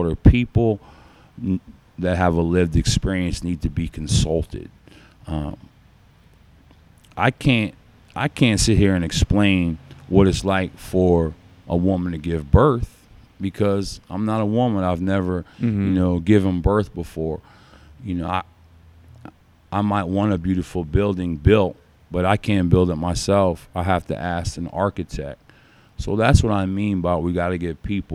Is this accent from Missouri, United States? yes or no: no; Schuylkill County, Pennsylvania, United States; This is a small county. You know, we live in a small county.